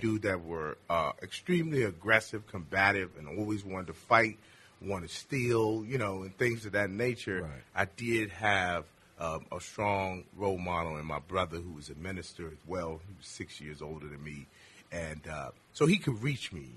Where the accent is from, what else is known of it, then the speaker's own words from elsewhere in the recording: Richmond, Virginia, United States; In Richmond, Virginia